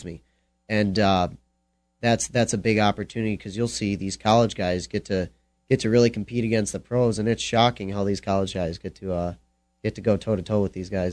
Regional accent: Lake Michigan, Midwest, United States; I fished jigs all my life. I'm from Lake Michigan.

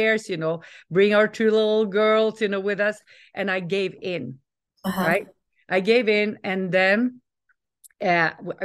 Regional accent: Norway; moved away; also born or lived in Stockholm, Sweden / California, United States / the Alps; I'm Norwegian, but we moved from Stockholm to California

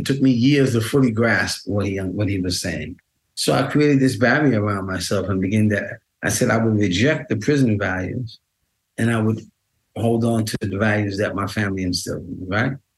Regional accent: New York City, New York, United States; I grew up in Queens, my um, and Manhattan

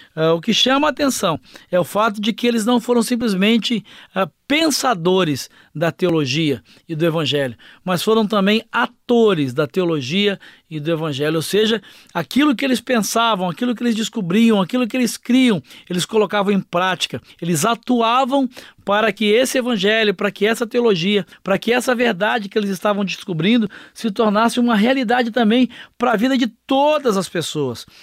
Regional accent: Brazil; como brasileiros, como latino-americanos

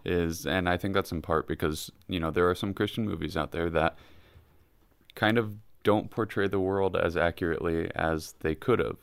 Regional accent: Kansas, United States; I'm from Kansas

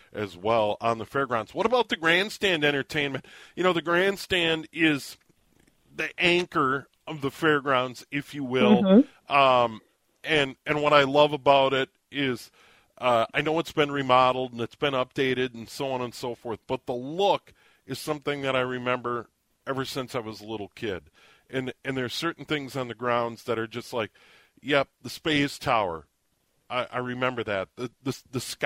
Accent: St. Paul, Minnesota, United States; I was born in St. Paul, and for the first 9 years of my life, lived just on the other side of Como Park on Maryland Avenue

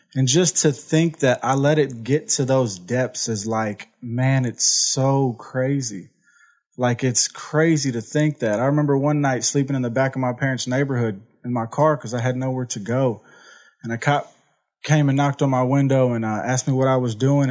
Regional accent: Houston, Texas, United States; I'm from Houston, Texas. Uh, I grew up in an amazing family.

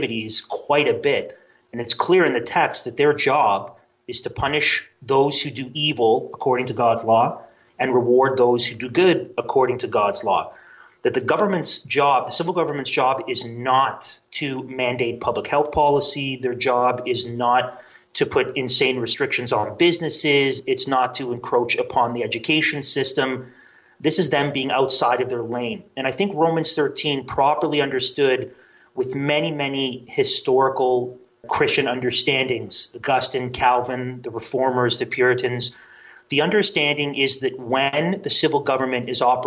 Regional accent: Canada; As a Canadian

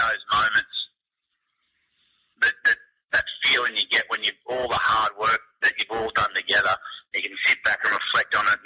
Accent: Queanbeyan, New South Wales, Australia; Growing up in Queanbeyan, we weren't exposed to... we didn't have a first-class cricket team

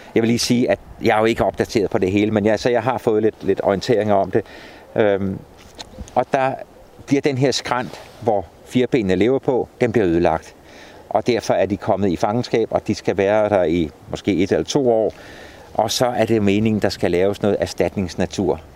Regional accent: Stevns, Zealand, Denmark; nede på Stævns, i det område, hvor jeg kommer fra

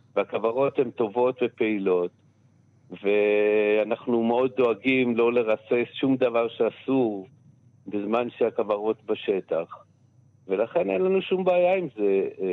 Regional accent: Ein Harod, Northern District, Israel; בקיבוץ שגדלתי התחלתי לעבוד במטע

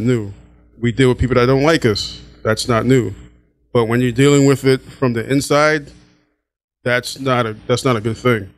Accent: New York City, New York, United States; moved away as an adult; also born or lived in Baltimore; I'm originally from Brooklyn, New York.

